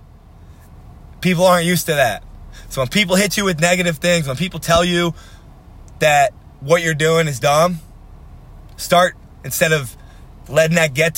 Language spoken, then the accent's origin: English; Philadelphia, Pennsylvania, United States; I'm from Philadelphia